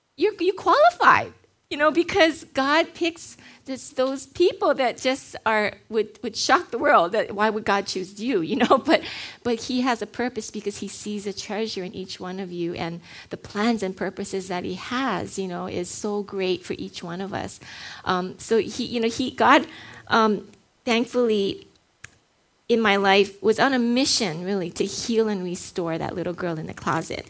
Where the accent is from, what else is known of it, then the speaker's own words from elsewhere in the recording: Hawaii, United States; I was born and raised in Hawaii, grew up here